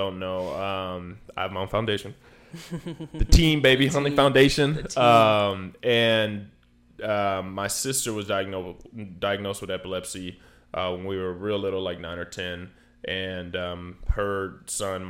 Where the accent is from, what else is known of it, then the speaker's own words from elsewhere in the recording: Chandler, Arizona, United States; where I grew up at in Chandler